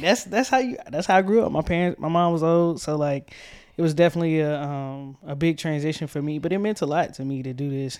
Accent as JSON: {"language": "English", "town": "Tucker", "region": "Georgia", "country": "United States", "tie": "born or raised there", "said": "I was born in Atlanta, Georgia, the outskirts, um, Tucker, Georgia to be exact."}